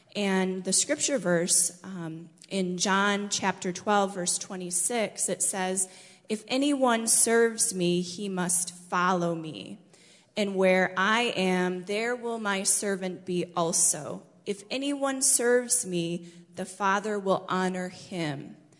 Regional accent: Michigan, United States; born or raised there; moved away as an adult

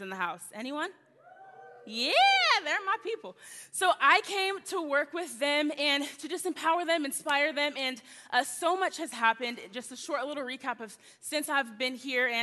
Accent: Texas, United States; also born or lived in Tulsa, Oklahoma; I'm born and raised in Texas

